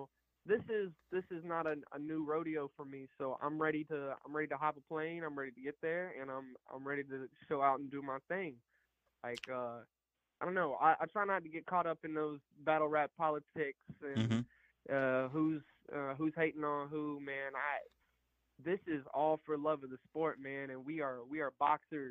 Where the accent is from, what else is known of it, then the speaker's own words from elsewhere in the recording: Alabama, United States; I'm from Alabama